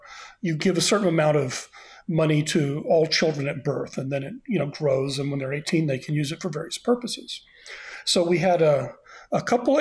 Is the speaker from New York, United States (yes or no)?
no; Austin, Texas, United States; moved away as an adult; I moved back to my hometown of Austin, Texas, to teach at my alma mater, the University of Texas, in 2017, and I'm staying in Austin